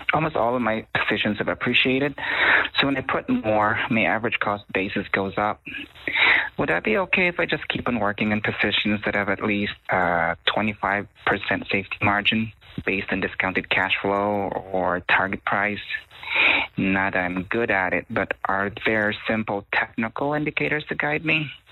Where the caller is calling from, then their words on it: Ohio, United States; I'm calling from Ohio